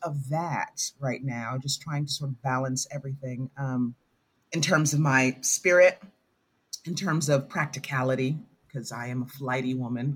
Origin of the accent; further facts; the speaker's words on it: New York, United States; moved away as an adult; I moved from New York, my home